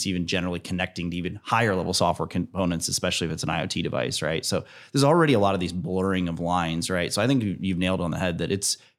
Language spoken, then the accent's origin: English; Fort Wayne, Indiana, United States; I grew up in Fort Wayne.